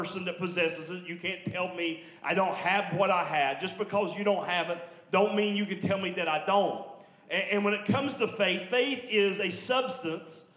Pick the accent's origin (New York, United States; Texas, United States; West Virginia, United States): West Virginia, United States; Logan County, southern; I'm Logan County boy. So I'm southern West Virginia